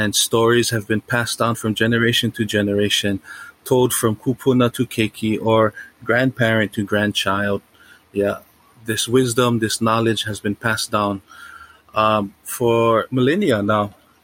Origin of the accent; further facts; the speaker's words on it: Waimanalo, Hawaii, United States; I am a son of Waimanalo, the most eastern point of Oahu